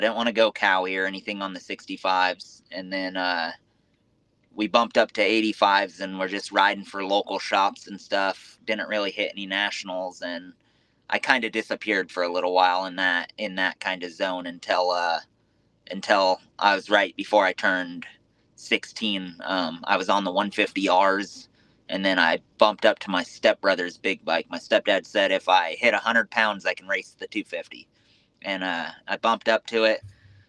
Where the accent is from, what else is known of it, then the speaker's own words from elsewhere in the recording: West Coast, United States; We grew up in the West Coast, very, I want to say very poor.